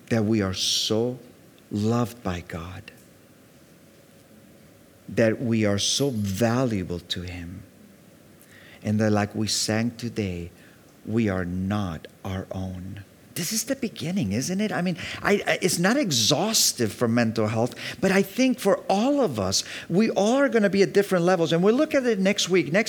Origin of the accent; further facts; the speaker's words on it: Mallorca, Balearic Islands, Spain; also born or lived in Virginia Beach, United States; because I was raised in Mallorca and I was raised in Virginia Beach. There was always sun.